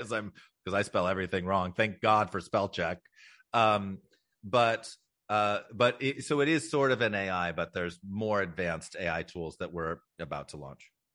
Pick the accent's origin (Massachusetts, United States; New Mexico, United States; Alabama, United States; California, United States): California, United States; Los Angeles; I born and raised in Los Angeles. I'm actually sixth generation Angelino